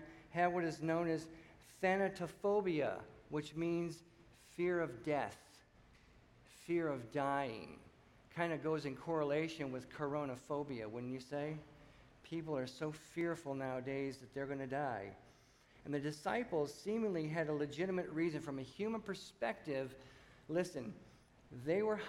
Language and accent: English; Michigan, United States; moved away as an adult; also born or lived in New Mexico; a city boy growing up in Michigan